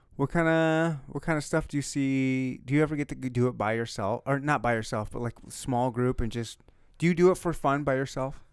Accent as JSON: {"language": "English", "region": "Michigan", "country": "United States", "tie": "born or raised there", "moved": "yes", "lives_now": "Kansas City, United States", "said": "I was born and raised in Michigan"}